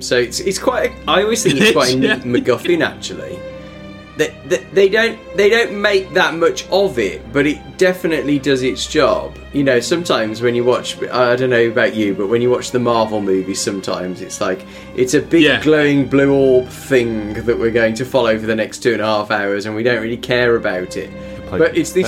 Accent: England, United Kingdom; my voice is nothing like Charles Gray's, apart from being English

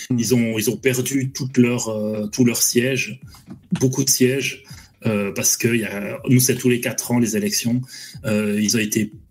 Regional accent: Switzerland; Et je suis suisse, les mecs. Hein. On fait du pognon, nous, dans notre pays.

